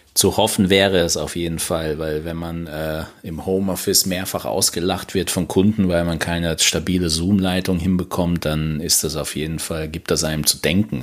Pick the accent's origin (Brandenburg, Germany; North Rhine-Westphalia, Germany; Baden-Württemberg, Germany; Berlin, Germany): Baden-Württemberg, Germany; Mannheim; Ich komme natürlich nicht aus Stuttgart, ich komme aus Monnem.